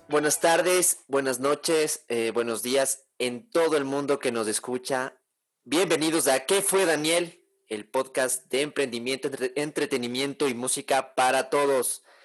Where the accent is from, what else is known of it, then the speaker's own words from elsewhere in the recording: Ecuador; yo soy ecuatoriano de nacimiento, mis papás son ecuatorianos y todo